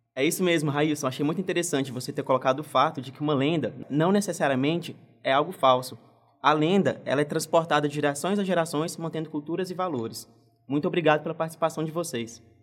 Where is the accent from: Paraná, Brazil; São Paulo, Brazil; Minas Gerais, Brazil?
Minas Gerais, Brazil; eu que sou mineiro do interior